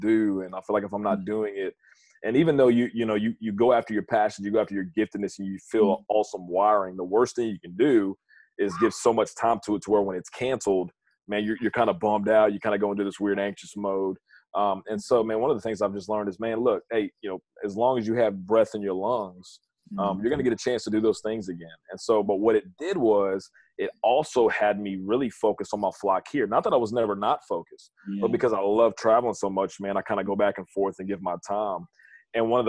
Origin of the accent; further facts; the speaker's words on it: North Louisiana, United States; moved away as an adult; now in Lafayette, United States; I'm originally from North Louisiana